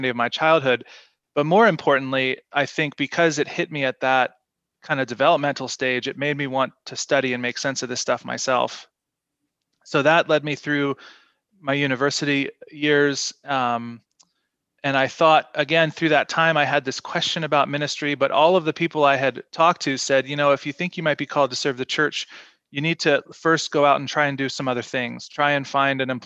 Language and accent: English; Shenandoah Valley of Virginia, United States; now in Victoria, Canada; I grew up in the Shenandoah Valley of Virginia with my parents and grew up a church kid